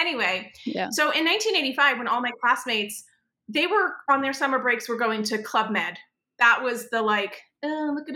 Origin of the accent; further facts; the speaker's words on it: Connecticut, United States; moved away; also born or lived in New York; I grew up in Connecticut, in a fairly affluent community